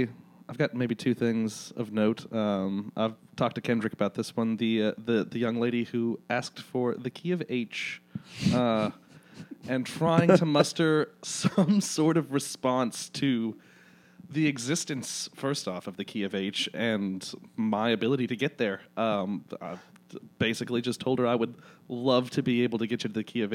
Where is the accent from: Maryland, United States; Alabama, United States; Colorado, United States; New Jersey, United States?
Alabama, United States; Birmingham; born or raised there